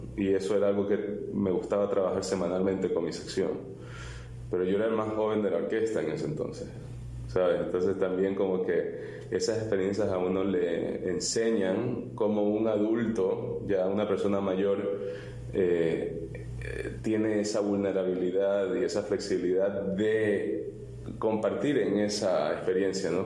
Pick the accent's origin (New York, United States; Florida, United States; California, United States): Florida, United States; Miami; also born or lived in Ecuador; cuando me fui de Ecuador tenía ocho años y, terminé viviendo en, Miami. Y ahí en la escuela pública